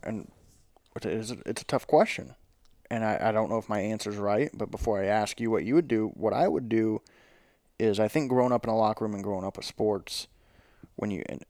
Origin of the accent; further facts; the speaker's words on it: the South, United States; we're from the South, this is what we